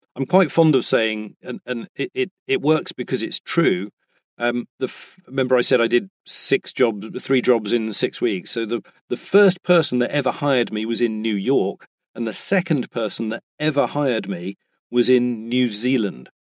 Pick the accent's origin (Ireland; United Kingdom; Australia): United Kingdom; now in United States; I am British and I am in America.